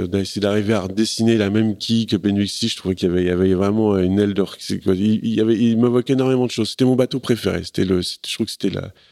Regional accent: Paris, Île-de-France, France; je suis un parisien frustré

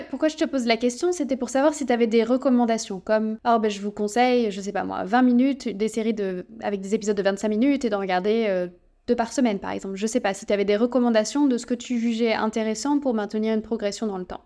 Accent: France; on est beaucoup de Français

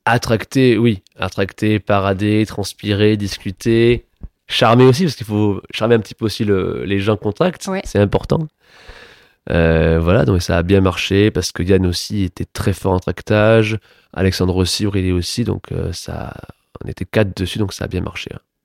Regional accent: Toulouse, Occitania, France; moved away as an adult; also born or lived in Paris; moi, je suis né à Toulouse.

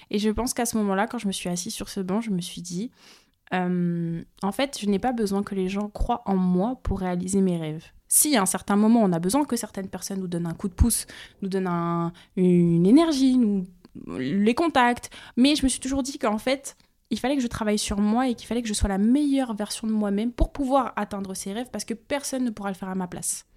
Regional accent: France; venant des Outre-mer et surtout de deux îles qui sont totalement à l'opposé

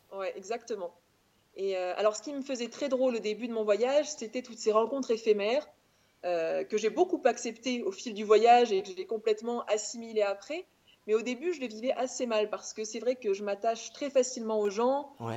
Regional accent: Auvergne-Rhône-Alpes, France; moved away as an adult; also born or lived in Clermont-Ferrand / Paris; je viens d'Auvergne, j'ai grandi en Auvergne, j'ai fait mes études euh, en Auvergne, à Clermont-Ferrand.

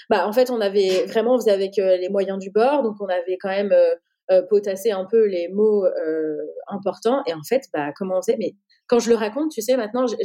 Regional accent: France; de, montrer notre crédibilité en tant que française, etc.

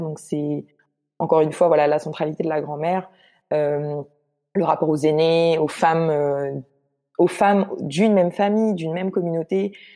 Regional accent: Guadeloupe; moved away as an adult; also born or lived in Martinique; now in Montreal, Canada; je suis née en Martinique et j'ai grandi en Guadeloupe. Donc en fait, euh, toute mon enfance et ma vie d'adolescence, je les ai passées en Guadeloupe

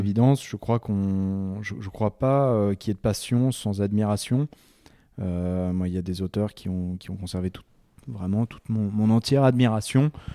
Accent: Chamonix, Auvergne-Rhône-Alpes, France; also born or lived in Martinique / North America / Kyrgyzstan; Je suis né le 18 février 1989 à Chamonix. Chamonix-Mont-Blanc. Euh, j'ai grandi dans les Alpes euh, et puis aussi un petit peu dans les, dans les Antilles, en Martinique

